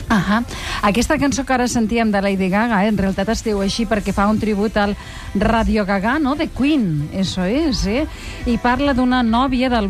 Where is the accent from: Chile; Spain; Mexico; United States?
Spain; Bilbao, Basque Country; claro, somos de Bilbao, hombre